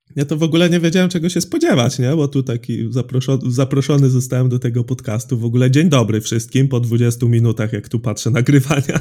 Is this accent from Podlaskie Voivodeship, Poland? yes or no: no; Drawsko Pomorskie, West Pomeranian Voivodeship, Poland; pochodzę z Drawska Pomorskiego, to jest mniej więcej środek województwa zachodniopomorskiego